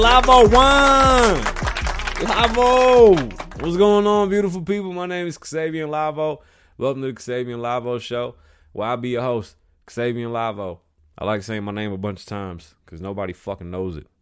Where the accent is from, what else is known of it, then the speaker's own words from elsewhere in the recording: Puerto Rico; being Puerto Rican, you know, I'm from the Caribbean